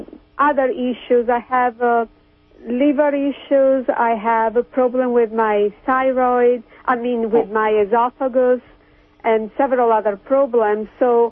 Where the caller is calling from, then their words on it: Kansas City, Missouri, United States; From Kansas City.